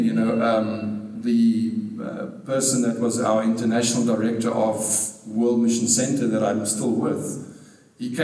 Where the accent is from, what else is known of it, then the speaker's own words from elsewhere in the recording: South Africa; I was born in South Africa at a very young age